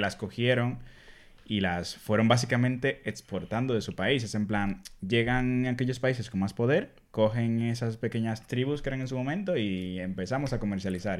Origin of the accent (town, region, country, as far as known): Dominican Republic; born or raised there; accent: Dominican; now in Spain